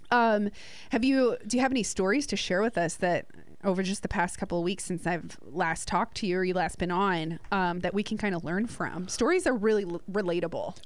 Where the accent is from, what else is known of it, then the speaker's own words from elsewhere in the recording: New Jersey, United States; now in Gulf Coast, United States; Matthew and I are both from New Jersey